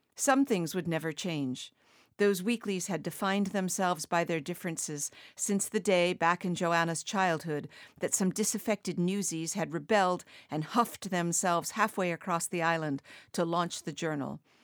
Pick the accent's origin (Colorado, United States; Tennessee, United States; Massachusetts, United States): Massachusetts, United States; Martha's Vineyard; moved away as an adult; also born or lived in the American West; I was from Martha's Vineyard when I lived out west